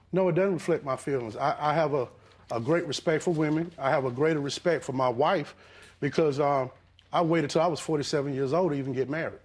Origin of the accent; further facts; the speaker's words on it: the South, United States; now in Georgia, United States; I'm old school from the South.